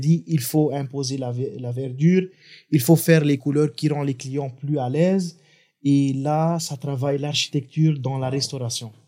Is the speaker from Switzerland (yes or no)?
no; Lebanon; moved away as an adult; now in Madagascar; j'ai grandi au Liban, j'ai fait mes études au Liban.